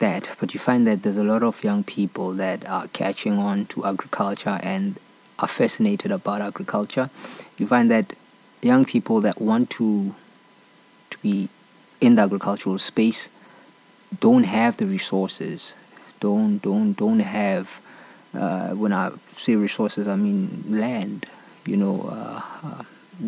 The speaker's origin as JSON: {"language": "English", "town": "Soweto", "region": "Gauteng", "country": "South Africa", "tie": "born or raised there", "said": "I was born and raised in Soweto"}